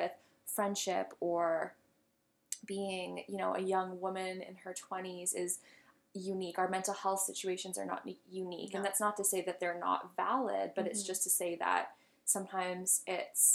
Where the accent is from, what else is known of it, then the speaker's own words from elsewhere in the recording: Canada; we're Canadian